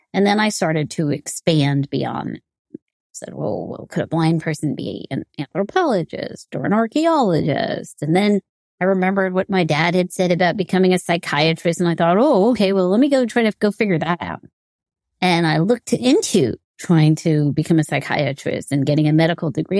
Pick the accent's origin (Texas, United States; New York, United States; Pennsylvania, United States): New York, United States; growing up in New York, in, uh, the high schools here in the U S